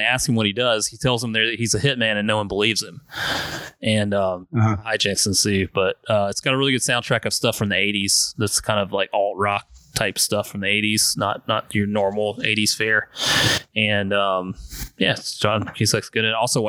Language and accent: English; South Carolina, United States; now in North Carolina, United States; I'm from South Carolina, obviously, and I moved here to North Carolina